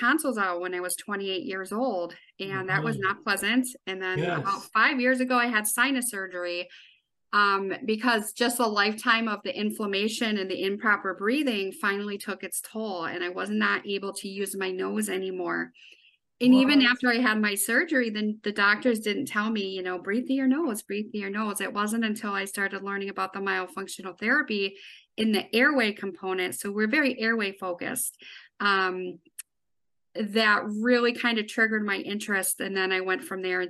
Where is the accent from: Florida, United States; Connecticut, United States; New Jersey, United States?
Connecticut, United States; Northwestern; now in Wisconsin, United States; So I live in Wisconsin. I've been here for 20 years, but I actually grew up in Northwestern Connecticut